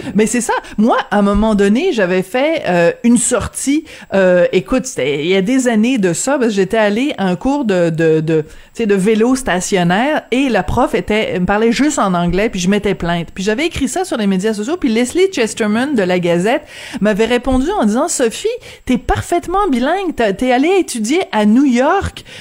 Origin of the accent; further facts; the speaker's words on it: France; accent: French (from France); moved away; avec mon petit accent français